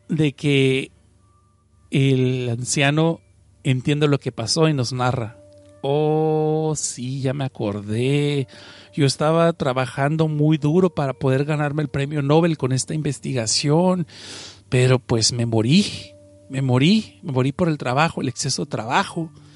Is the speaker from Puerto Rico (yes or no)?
no; Mexicali, Baja California, Mexico; now in Los Angeles, United States; Yo no soy chilango, yo estoy en Los Ángeles y mm, crecí en la frontera en Mexicali